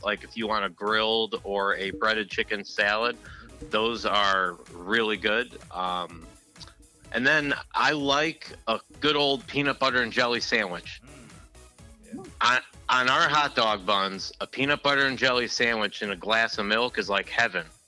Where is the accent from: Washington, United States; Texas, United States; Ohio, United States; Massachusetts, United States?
Ohio, United States; Cleveland; when I was growing up in Cleveland with my dad and my grandfather